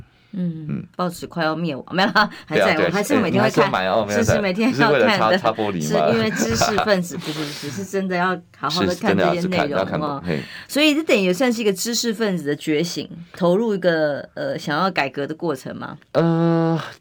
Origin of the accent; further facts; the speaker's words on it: Taipei, Taiwan; 我是在那个永康街长大。后来也是，后来虽然是搬家，但是搬到隔壁青田街去，对，就是在那附近这样子。